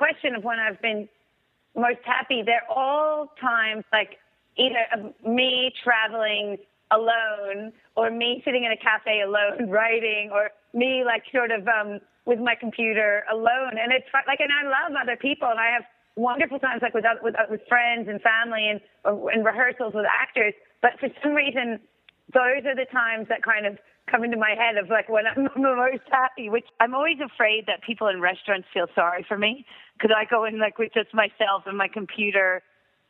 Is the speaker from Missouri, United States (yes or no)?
no; Miami, Florida, United States; now in Australia; I grew up in Miami